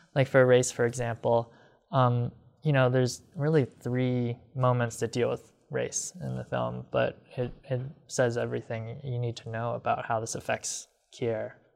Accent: Rockford, Illinois, United States; when I was growing up in Rockford

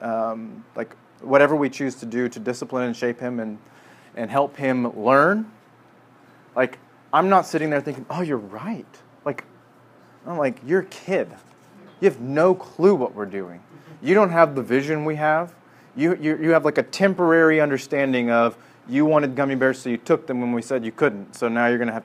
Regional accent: Midwest, United States; growing up in the Midwest

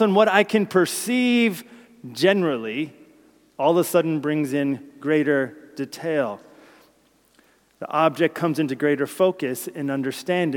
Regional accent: New Jersey, United States; My place of birth is New Jersey

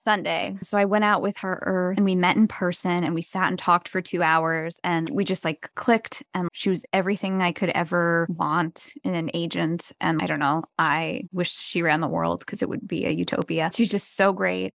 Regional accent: New Jersey, United States; moved away; also born or lived in New York City; it's very Jersey, and that's where my hometown is

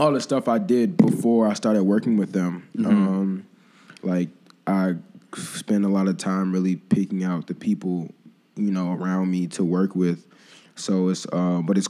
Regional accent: Evanston, Illinois, United States; also born or lived in Chicago; I was born in Evanston

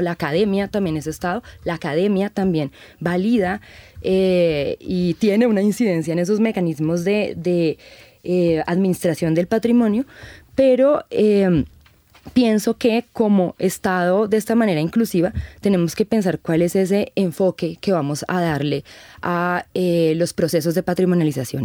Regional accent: Colombia; nosotros como sociedad colombiana

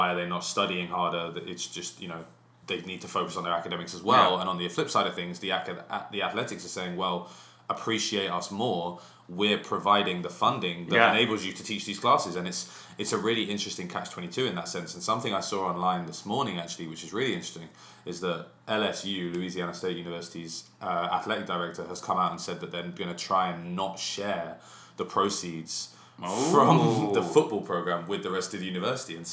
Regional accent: England, United Kingdom; accent: English; moved away as an adult; as an Englishman

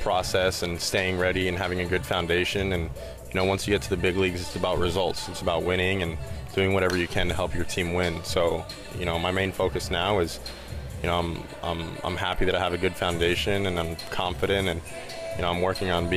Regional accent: Miami, Florida, United States; my hometown team

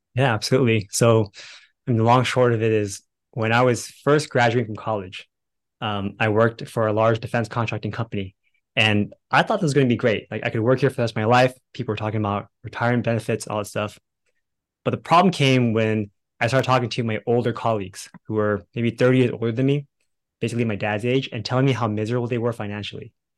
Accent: Bay Area, California, United States; now in Dallas, United States; right now we live in Dallas, Texas, but originally we were from the Bay Area in California

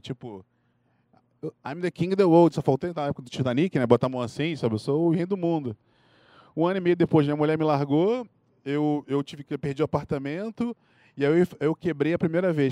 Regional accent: Rio de Janeiro, Brazil; accent: carioca; moved away as an adult; now in São Paulo, Brazil; eu sou carioca, vocês podem notar pelo meu sotaque

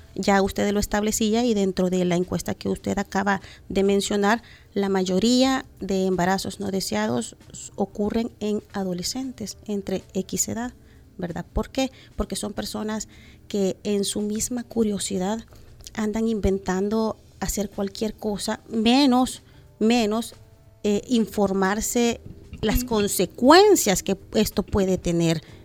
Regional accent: El Salvador; como eh, salvadoreños

